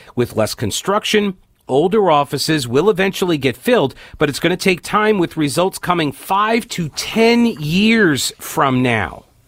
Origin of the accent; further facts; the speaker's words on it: United States; as an American